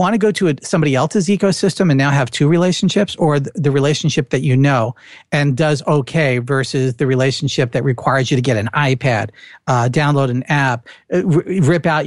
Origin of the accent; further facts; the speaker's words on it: New Jersey, United States; accent: Jersey; my Jersey accent